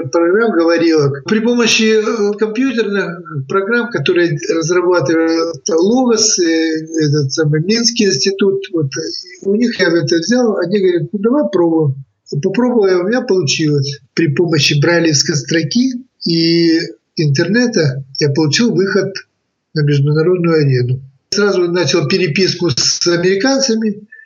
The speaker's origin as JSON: {"language": "Russian", "town": "Biysk", "region": "Altai Krai", "country": "Russia", "said": "То есть я приехал из Бийска, и сразу меня взяли в библиотеку работать."}